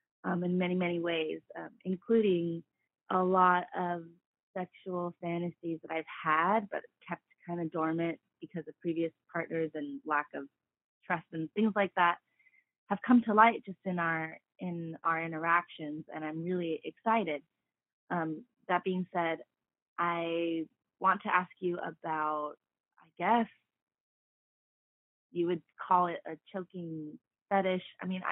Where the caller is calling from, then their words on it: Bay Area, California, United States; I'm calling from the Bay Area, California.